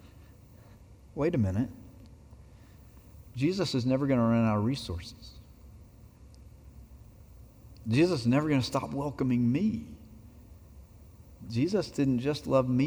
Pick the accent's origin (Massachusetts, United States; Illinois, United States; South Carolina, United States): South Carolina, United States; Abbeville; my hometown of Abbeville, South Carolina